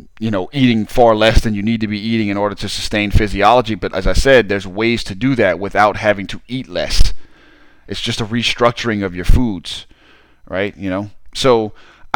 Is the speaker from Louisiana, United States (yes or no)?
yes; Southern Louisiana, United States; I'm from Southern Louisiana